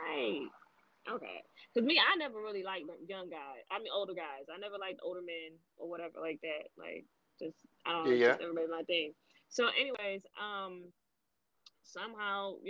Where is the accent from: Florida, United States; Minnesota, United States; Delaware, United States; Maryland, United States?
Florida, United States; Miami; I grew up in Miami.